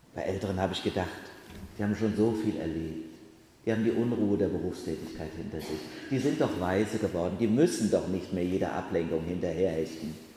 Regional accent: Bacharach, Rhineland-Palatinate, Germany; in Bacharach, in meinem Heimatort

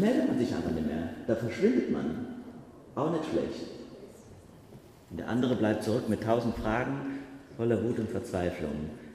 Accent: Germany; moved away; zu Hause in meinem Heimatort Bachach

